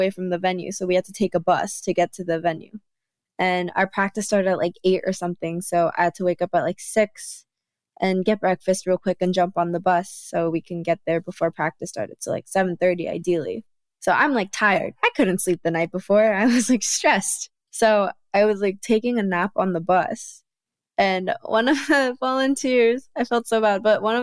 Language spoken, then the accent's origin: English; United States; me being Korean American